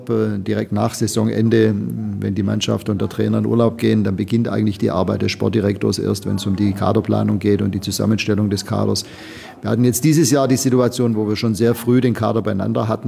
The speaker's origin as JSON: {"language": "German", "town": "Leipzig", "region": "Saxony", "country": "Germany", "said": "Ich habe äh, äh, als Leipziger die, die, die Leipziger Volkszeitung abonniert"}